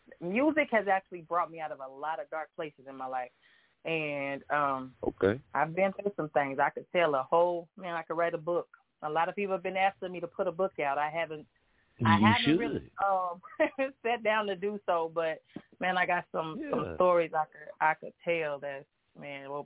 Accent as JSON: {"language": "English", "town": "Boynton", "region": "Oklahoma", "country": "United States", "tie": "born or raised there", "said": "I am born and raised in Oklahoma. I was actually born and raised in a little bitty town right by Muskogee, Boynton, from the country."}